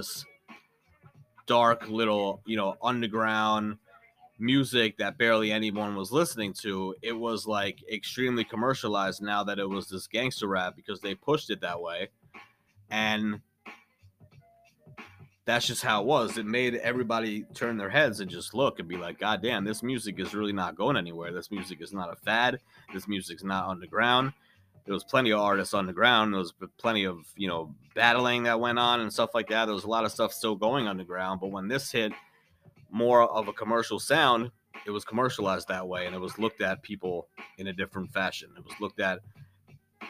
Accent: New York City, New York, United States; I grew up in New York and I was born in Brooklyn

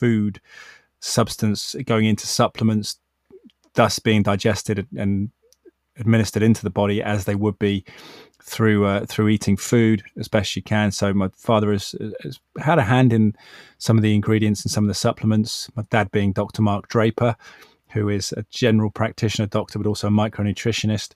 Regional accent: Cheltenham, South West England, United Kingdom; in the heart of Cheltenham, my hometown, around the corner from me

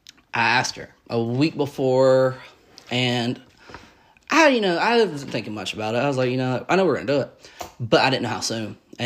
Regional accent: Georgia, United States; we're from Georgia.

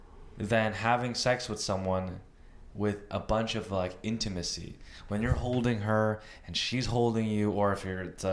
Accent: United States; I'm Asian American. I'm Filipino American.

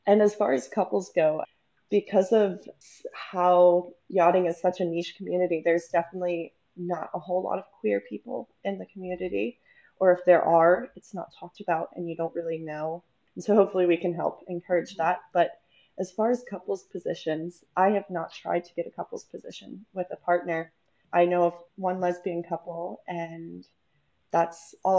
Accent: the South, United States; I'm from the South in the United States, and it's definitely a more narrow-minded area to be

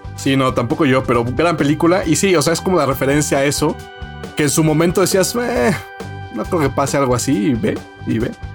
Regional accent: Mexico; Como buen mexicano

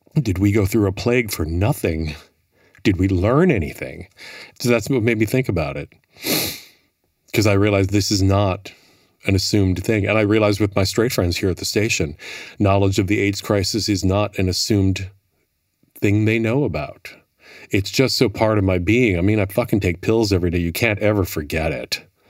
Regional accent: Milwaukee, Wisconsin, United States; moved away as an adult; also born or lived in Minneapolis, Minnesota; now in New York, United States; Milwaukee, um, born and raised Milwaukee

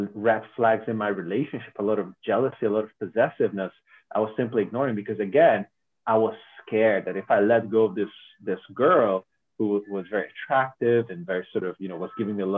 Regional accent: Hungary; I'm from Hungary

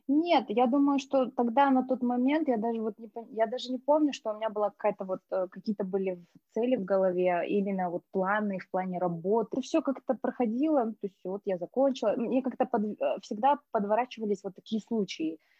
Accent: Astana, Kazakhstan; moved away as an adult; also born or lived in Tanay (unclear ASR) / Spain; я из Таная, но жизнь прожила в Астане, жила стандартная, ну, как бы школа, университет

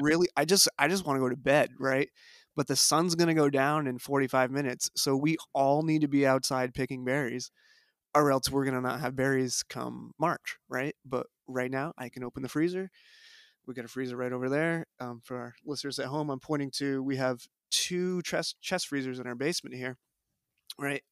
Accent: White River Junction, Vermont, United States; also born or lived in Durham, North Carolina; I grew up in the White River Junction area

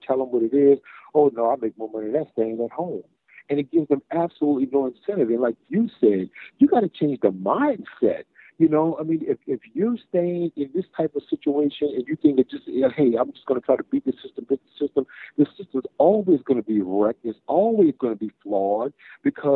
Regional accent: United States; I was born in America and I'm an American

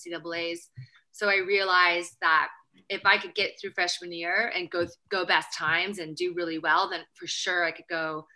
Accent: Berkeley, California, United States; also born or lived in Marseille / Los Angeles; I grew up in Berkeley, near Berkeley

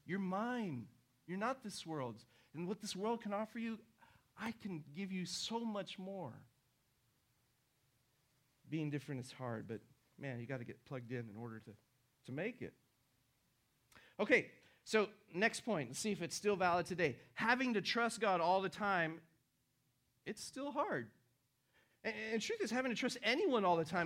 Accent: Houston, Texas, United States; also born or lived in Argentina; in the 80s in Houston, where I grew up, because, you know, I was from Argentina

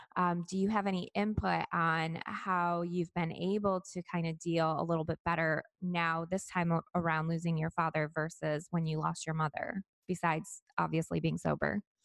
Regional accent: Michigan, United States; now in Florida, United States; my home state of Michigan

